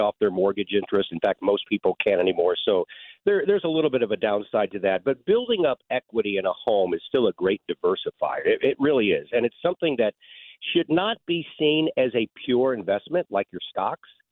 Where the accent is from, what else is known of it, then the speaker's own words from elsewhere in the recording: St. Louis, Missouri, United States; I love my hometown. I'm from here